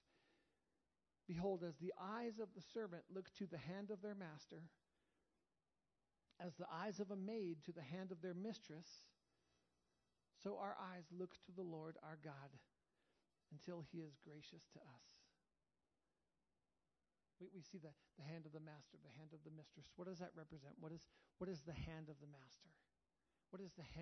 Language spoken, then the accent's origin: English; United States; I love being an American